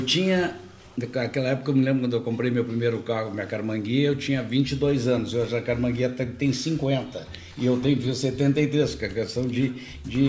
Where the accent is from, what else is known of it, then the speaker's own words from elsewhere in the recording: Portugal; now in Porto Alegre, Brazil; Eu tenho origem espanhola também, mas eu sou português